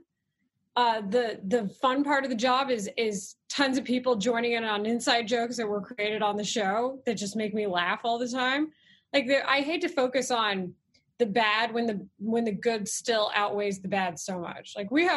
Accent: Dallas, Texas, United States; moved away as an adult; also born or lived in Austin / San Diego / Houston / Philadelphia; now in Chicago, United States; I come from Texas where the regional dialect is different

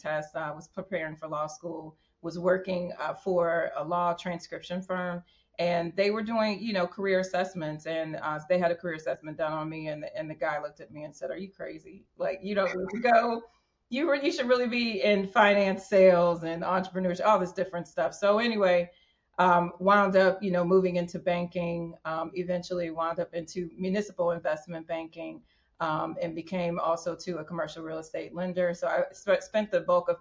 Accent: Warren, Ohio, United States; I'm from a little town called Warren, Ohio

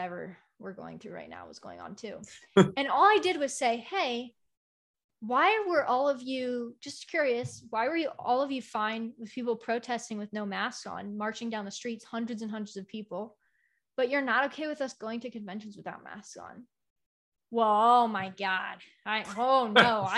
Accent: United States; I'm American

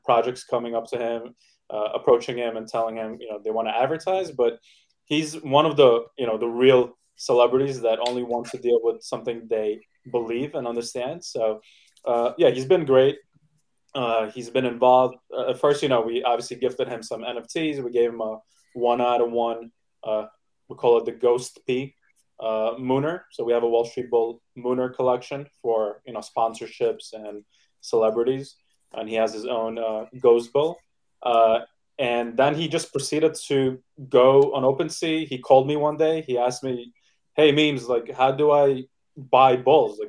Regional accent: New York City, New York, United States; I grew up in Brooklyn, New York

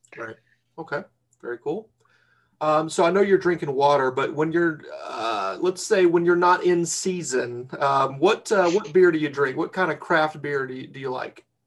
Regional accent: North Carolina, United States; moved away as an adult; I'm from North Carolina. I don't know if you can tell by the accent

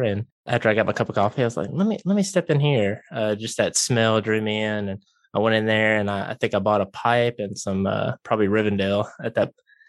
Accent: Jackson, United States; I'm from Jackson, born and raised. I grew up in a kind of a family that did not smoke.

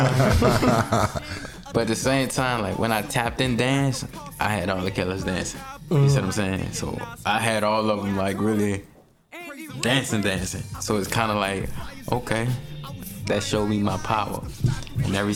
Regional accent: New Orleans, Louisiana, United States; Born and raised in New Orleans, Louisiana

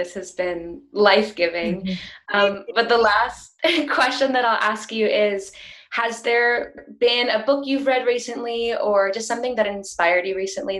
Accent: Grass Valley, California, United States; the town that I'm from is called Grass Valley, which is in the Sierra Nevada foothills of California.

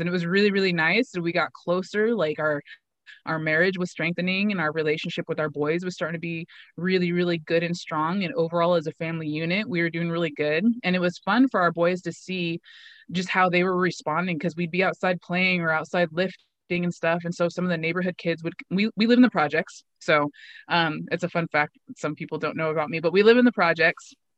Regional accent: Pendleton, Oregon, United States; had started a gym locally in my hometown of Pendleton

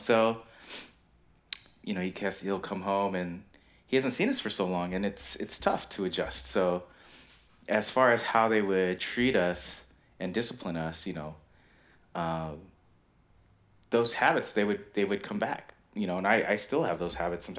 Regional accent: Philippines; we're Filipino, and my dad was in the Navy, and, you know, old school Filipino dads

